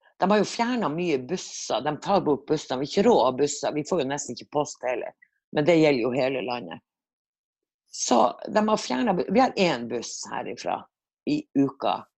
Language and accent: Norwegian; Tromsø, Troms, Norway; moved away as an adult; now in Mefjordvær, Norway; Jeg er født og oppvokst i Tromsø og har bodd der strengt tatt nesten hele